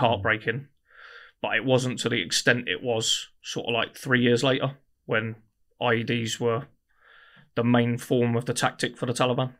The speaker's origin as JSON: {"language": "English", "town": "Guildford", "region": "South East England", "country": "United Kingdom", "tie": "born or raised there", "said": "I grew up in Guildford"}